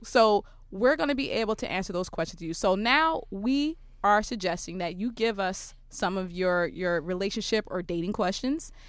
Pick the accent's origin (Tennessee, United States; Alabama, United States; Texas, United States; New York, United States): New York, United States; New York City; I, I'm from Brooklyn